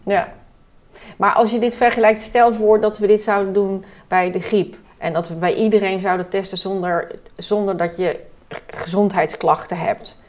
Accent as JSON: {"language": "Dutch", "country": "Netherlands", "said": "wij als Nederlanders"}